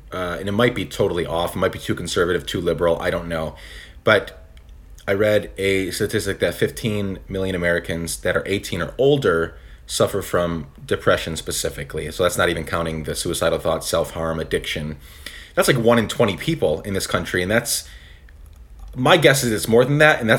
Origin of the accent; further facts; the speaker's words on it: Guatemala; I grew up in Guatemala. My parents were missionaries there, and I had a friend.